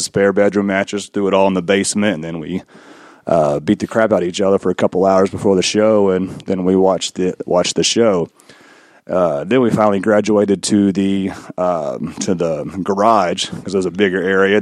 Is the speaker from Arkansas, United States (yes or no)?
yes; Arkansas, United States; moved away as an adult; now in Louisville, United States; Born and raised in the great state of Arkansas